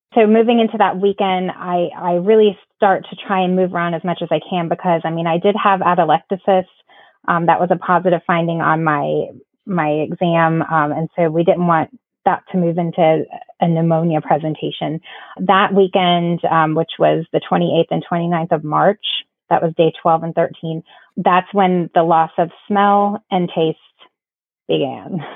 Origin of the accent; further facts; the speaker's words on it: Florida, United States; now in South Carolina, United States; we're originally from Florida. So um, after moving a couple states up